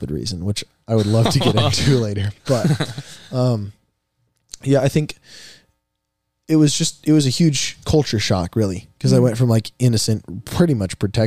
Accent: Cedar Rapids, Iowa, United States; also born or lived in Des Moines, Iowa; My 7th grade year, going into my 8th grade year, we moved from Cedar Rapids to Des Moines, where I live now

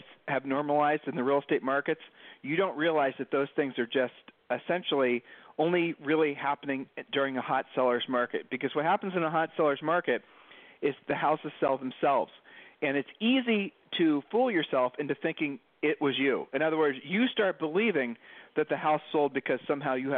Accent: Columbus, Ohio, United States; moved away as an adult; now in Puerto Rico; we're from the Midwest in Columbus, Ohio, and when we were growing up, you didn't get the day off from school

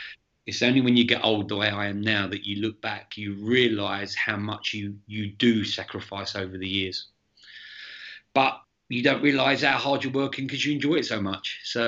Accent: England, United Kingdom; moved away as an adult; So I came out from England in 2016 and I did a year at West Ham.

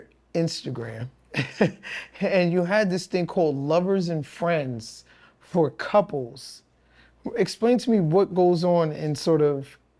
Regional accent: New York City, New York, United States; I grew up in Brooklyn

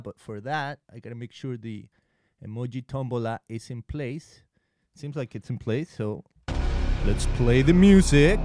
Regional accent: Mexico; accent: Spanish; English is a second language; now in United States; I am a proud Mexican

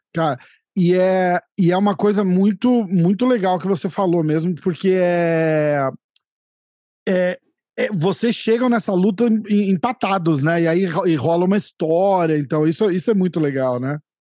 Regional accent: São Paulo, Brazil; also born or lived in New York, United States; now in Orlando, United States; Eu tô na Flórida, na verdade, mas eu sou de São Paulo

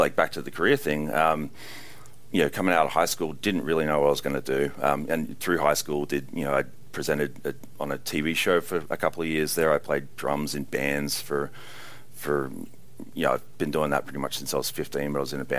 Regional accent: Australia; being Australian, and you know, just coming from an awful convict

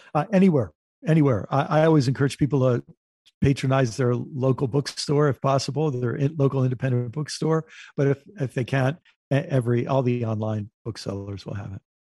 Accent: United States; I'm an American

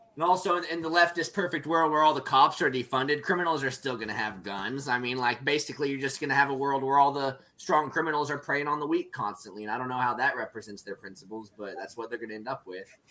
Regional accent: Stillwater, Oklahoma, United States; my hometown, Stillwater, Oklahoma

